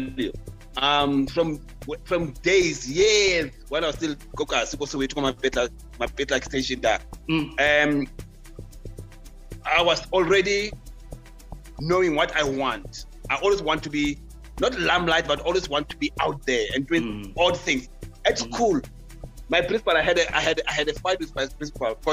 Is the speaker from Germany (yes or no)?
no; Soweto, Gauteng, South Africa; also born or lived in Marshalltown, Johannesburg; I was a boy from Soweto who didn't know how to speak French in the early 90s